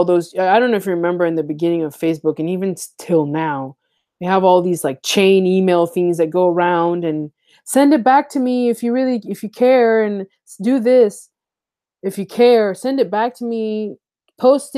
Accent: United States; I grew up in the United States, but I didn't, my house was an African house

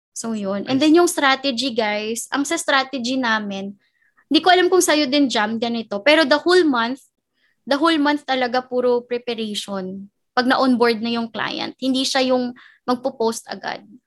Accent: Bacolod, Negros Island Region, Philippines; moved away as an adult; now in Manila, Philippines; first job ko dito sa Manila, because I'm from Bacolod, originally from Bacolod.

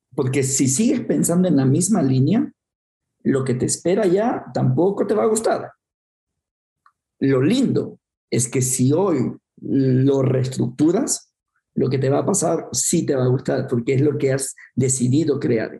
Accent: Guayaquil, Guayas, Ecuador; nací en el Ecuador, en una ciudad que se llama Guayaquil, para ubicarnos, una ciudad bastante húmeda, bastante caliente, cuatro metros sobre el nivel del mar, eh, y me crié en un barrio marginal bastante pobre

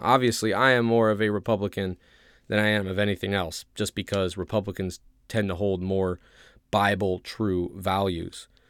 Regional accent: Ohio, United States; moved away as an adult; I grew up in Ohio

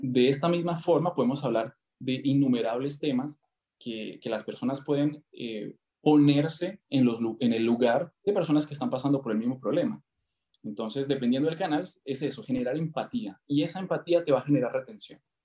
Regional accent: Colombia; also born or lived in Argentina; now in Brazil; soy colombiano, viví eh, ocho años en Argentina

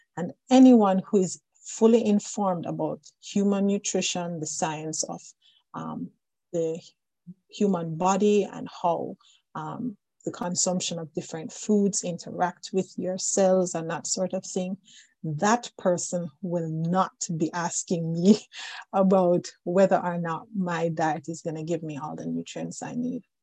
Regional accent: Jamaica; now in Newfoundland, Canada; I am originally from Jamaica, but I've been around the world a bit. And at this moment, I am speaking with you from the island of Newfoundland

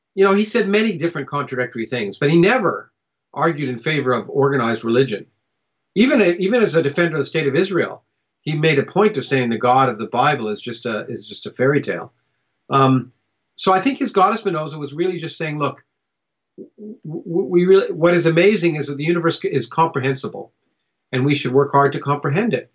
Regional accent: Canada; also born or lived in United States; I was born in the United States, but I grew up in Canada

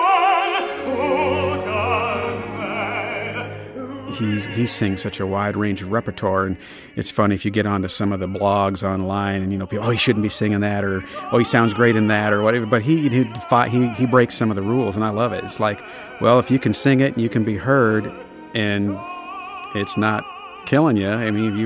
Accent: United States

